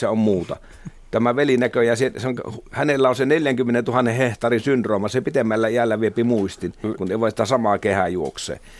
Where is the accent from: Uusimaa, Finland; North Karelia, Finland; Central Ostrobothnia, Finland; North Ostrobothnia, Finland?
North Karelia, Finland; Ilomantsi; Pitää muistaa esimerkiksi se tosiasia, että tuota, kotikunnassani Ilomantsissa toimi ortodoksinen seurakunta